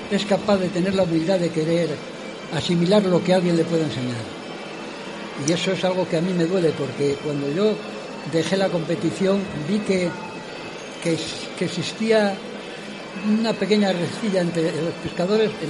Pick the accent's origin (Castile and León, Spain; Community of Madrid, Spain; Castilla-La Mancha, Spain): Castile and León, Spain; León; Yo soy leonés, nacido criado y demás, y además de esta tierra.